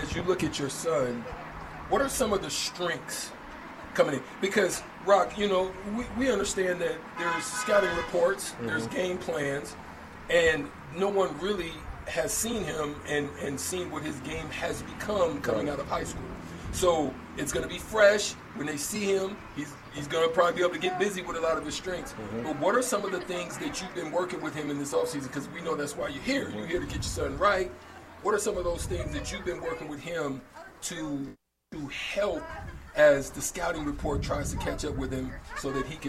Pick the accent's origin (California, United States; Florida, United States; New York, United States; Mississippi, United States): California, United States; now in Nebraska, United States; I came from Cali. My dad was stationed in Cali. Getting here, I saw the same thing. I had the same perception. My pops was basically saying to me, we going to Nebraska. I said, I ain't going to Nebraska.